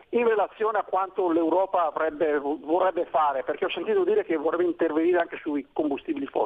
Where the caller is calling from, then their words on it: Brescia, Lombardy, Italy; siamo da Brescia.